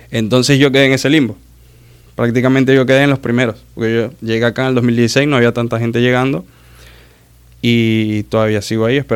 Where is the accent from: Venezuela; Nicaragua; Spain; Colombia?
Venezuela; Maracaibo, Zulia; soy de Maracaibo de Venezuela, pero soy de Maracaibo y el maracucho es así.